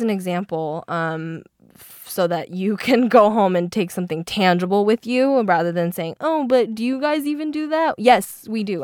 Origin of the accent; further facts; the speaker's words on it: Seattle, Washington, United States; first language Mandarin; English is a second language; I'm from Seattle